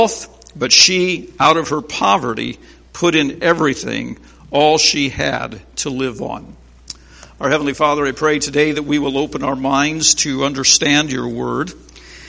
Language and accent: English; Berne, Indiana, United States; I am from Bern, Indiana